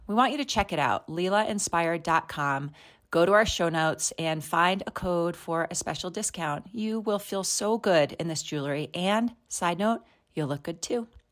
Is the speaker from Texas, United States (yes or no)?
no; New York City, New York, United States; now in Colorado, United States; I grew up in New York City, and there is a part of me that's, like, wants a New Yorker, always a New Yorker